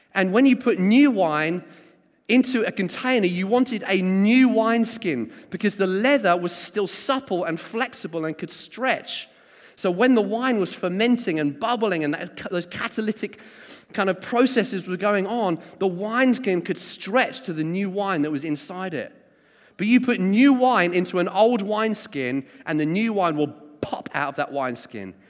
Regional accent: South Coast, South East England, United Kingdom; also born or lived in Sheffield; I was born in Sheffield and then kind of raised on the South Coast.

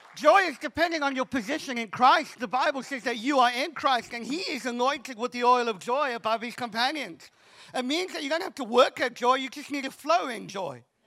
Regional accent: Cape Town, Western Cape, South Africa; I'm from Cape Town

